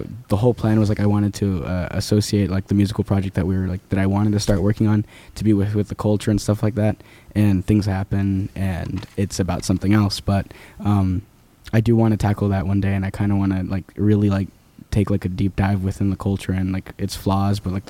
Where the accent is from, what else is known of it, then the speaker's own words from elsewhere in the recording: Paraguay; moved away; I'm from Paraguay